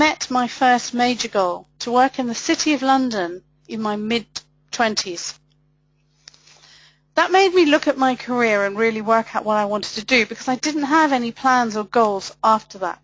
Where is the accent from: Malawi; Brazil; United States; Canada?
Malawi; moved away as an adult; also born or lived in Zimbabwe / Europe; I moved to Malawi, where I grew up, when I was 4